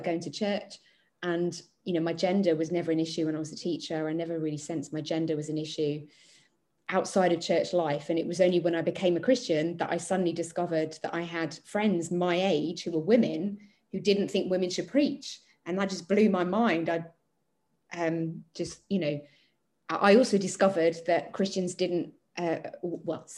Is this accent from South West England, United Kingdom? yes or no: no; Chelmsford, East of England, United Kingdom; I was moving back to my hometown after studying away, and I needed to find a church